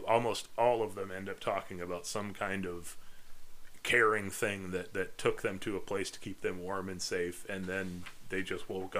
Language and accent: English; Midwest, United States; But I'm from the Midwest